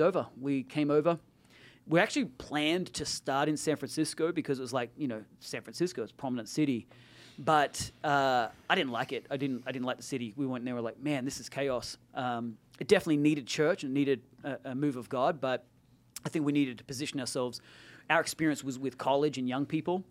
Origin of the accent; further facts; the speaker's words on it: Australia; moved away as an adult; now in Silicon Valley, United States; I'm Australian. I'm Australian American. I naturalized.